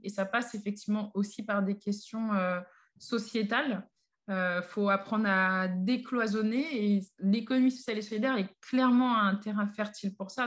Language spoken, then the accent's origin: French; Paris, Île-de-France, France; j'ai grandi, vécu à Paris, euh, principalement dans le 18e arrondissement